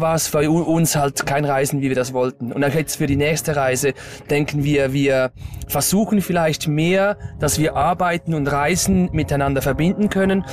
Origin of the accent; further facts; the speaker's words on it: Stäfa, Zurich, Switzerland; ich komme aus der Schweiz, also genau aus Stäfer. Das ist am Zürichsee